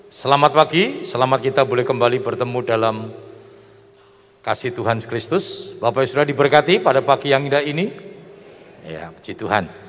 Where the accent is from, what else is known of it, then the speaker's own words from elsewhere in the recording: Rembang, Central Java, Indonesia; Asal saya dari kota Rembang.